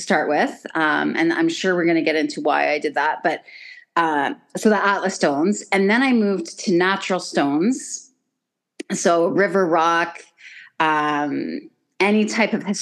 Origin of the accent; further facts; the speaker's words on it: Stratford, Ontario, Canada; I'm a farm girl, so I grew up just outside of Stratford, and so growing up on a farm